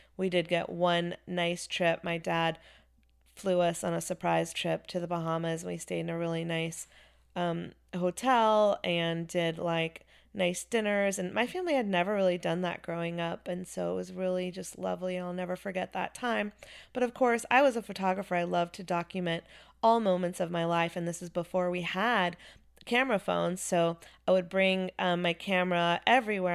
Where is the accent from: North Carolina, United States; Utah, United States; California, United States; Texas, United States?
North Carolina, United States; Chapel Hill; also born or lived in Wilmington, North Carolina; I grew up in Chapel Hill, North Carolina